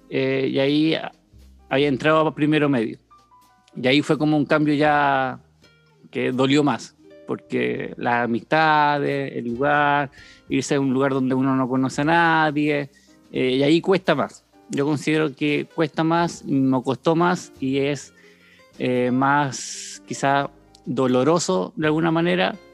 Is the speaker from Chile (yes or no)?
yes; Antofagasta, Chile; born there; also born or lived in Tocopilla / Chañaral / Loncoche / Coyhaique; nací en Antofagasta, pero vivíamos en Tocopilla, ¿ya? Eh, después vivimos en Antofagasta, Chañaral, y de ahí tuvimos como un cambio grande a Loncoche, después Coyhaique